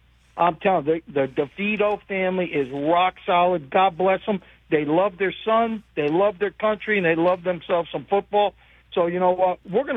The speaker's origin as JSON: {"language": "English", "town": "Roseland", "region": "New Jersey", "country": "United States", "tie": "born or raised there", "moved": "yes", "said": "I grew up maybe 3 miles from there. I grew up in a town called Roseland"}